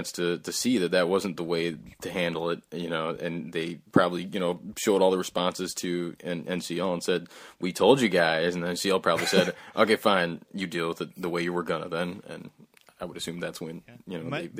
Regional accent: United States; and even me growing up in the States, you know

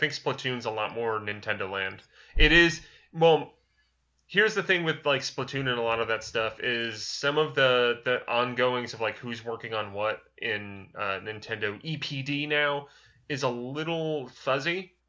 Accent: the South, United States; accent: Southern; my disapproving Southern accent.

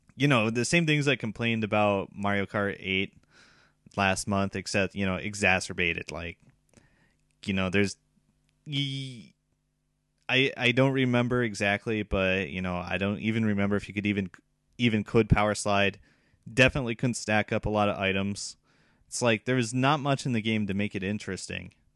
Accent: United States; now in Japan; I'm from America

